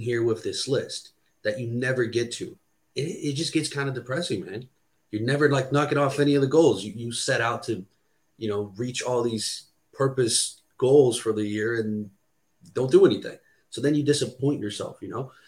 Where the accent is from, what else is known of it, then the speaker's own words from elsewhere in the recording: Brazil; English is a second language; now in United States; I was born and raised in Brazil